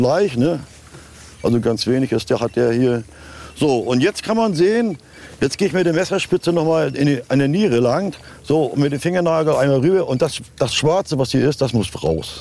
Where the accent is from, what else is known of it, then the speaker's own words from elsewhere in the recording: Rostock, Mecklenburg-Vorpommern, Germany; bei uns in Rostock